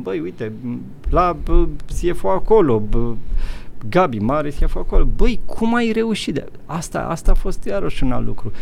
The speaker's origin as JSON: {"language": "Romanian", "country": "Romania", "also_born_or_lived": "Netherlands", "moved": "as an adult", "lives_now": "Luxembourg", "said": "eu vin din România, știu, eu am mai trecut prin comunism"}